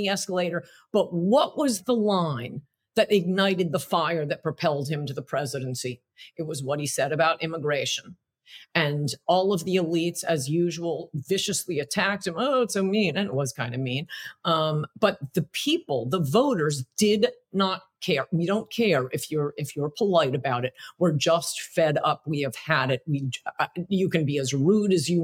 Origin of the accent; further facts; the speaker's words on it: Connecticut, United States; I grew up in Connecticut outside of New York